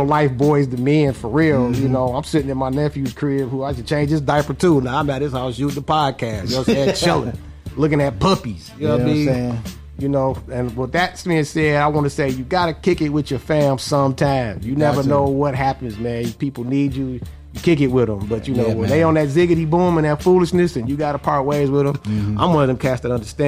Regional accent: Detroit, Michigan, United States; I came out all right from Detroit Public Schools

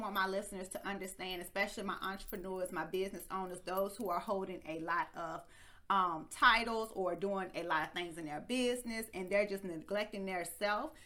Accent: Martinsville, Virginia, United States; moved away; I have the pleasure of being in my hometown where I was raised and born. And let me tell you, Martinsville, Virginia

